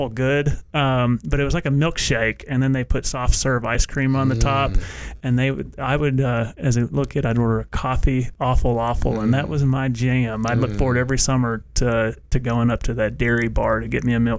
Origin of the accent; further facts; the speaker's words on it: Middle Tennessee, United States; where I grew up in Middle Tennessee, it was about 30 minutes north of Nashville